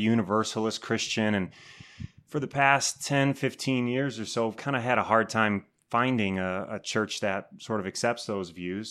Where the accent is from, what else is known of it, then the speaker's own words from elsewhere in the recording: Wheaton, Illinois, United States; I grew up Catholic in Wheaton, Illinois